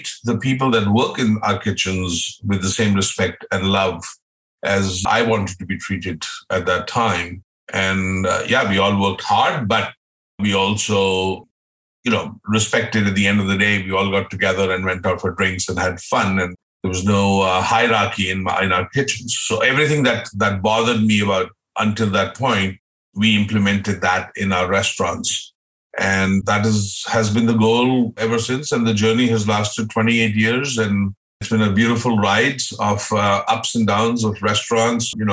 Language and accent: English; India; moved away as an adult; also born or lived in Austria; now in Vancouver, Canada; having been born, brought up in India